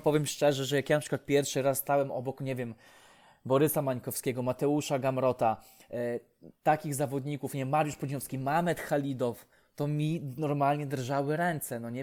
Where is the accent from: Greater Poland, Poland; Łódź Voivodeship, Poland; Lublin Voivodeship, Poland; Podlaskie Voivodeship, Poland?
Podlaskie Voivodeship, Poland; Łomża; u mnie w Łomży